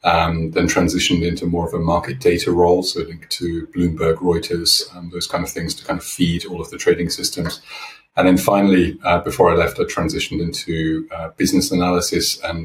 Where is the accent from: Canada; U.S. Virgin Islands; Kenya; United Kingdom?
United Kingdom; also born or lived in Switzerland; So as you might hear from my accent, I am originally from the UK.